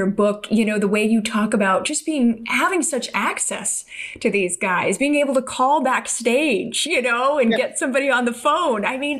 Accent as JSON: {"language": "English", "town": "Los Angeles", "region": "California", "country": "United States", "tie": "born or raised there", "said": "because I grew up in Los Angeles as well. You grew up in the Valley. I grew up out here in the South Bay."}